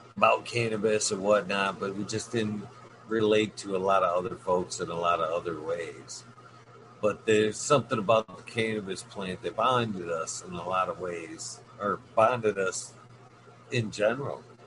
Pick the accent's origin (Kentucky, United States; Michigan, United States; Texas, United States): Michigan, United States; my home state